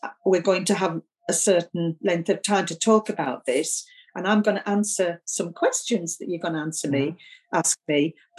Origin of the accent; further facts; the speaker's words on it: Keswick, North West England, United Kingdom; also born or lived in Newcastle / Sunderland; I'm actually from Keswick, a long, long, long, long time ago. But I've lived most of my life in the northeast of England, in Newcastle and Sunderland